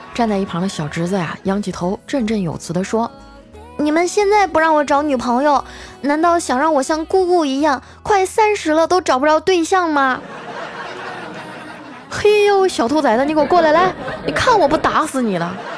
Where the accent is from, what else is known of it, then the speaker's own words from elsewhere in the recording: Northeast China, China; now in Shanghai, China; 我们东北女人的骄傲